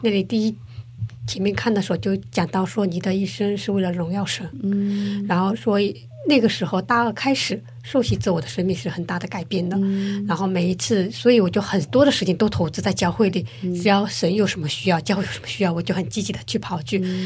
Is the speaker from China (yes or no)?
yes; southern China, China; moved away as an adult; now in South Korea; 我是南方人